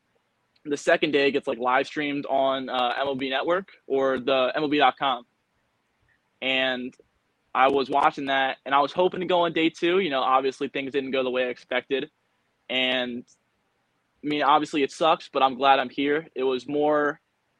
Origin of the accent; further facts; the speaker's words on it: Philadelphia, Pennsylvania, United States; my hometown Phillies